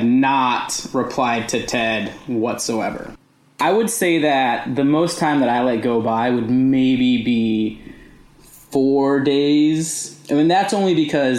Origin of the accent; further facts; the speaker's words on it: Eagle River, Alaska, United States; also born or lived in Colorado; now in Portland, United States; I'm from Eagle River, Alaska, which is just about, you know, a little bit north of Anchorage, about 13 miles